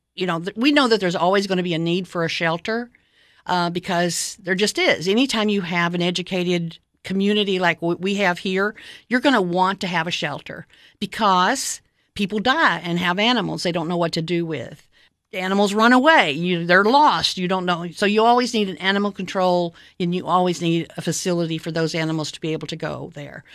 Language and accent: English; Cookeville, Tennessee, United States; moved away as an adult; I moved back to, um, my hometown in, uh, the summer of nineteen ninety-nine